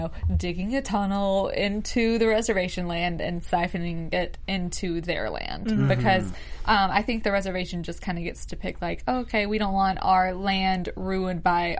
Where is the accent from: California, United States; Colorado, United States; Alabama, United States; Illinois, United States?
Alabama, United States; Mobile; I'm from Mobile, Alabama. We have a lot of Indian reservations around where I'm from.